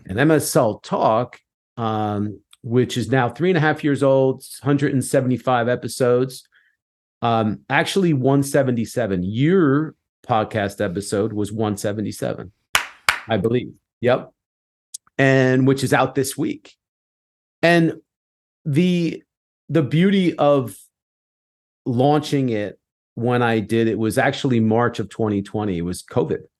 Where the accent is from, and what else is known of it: United States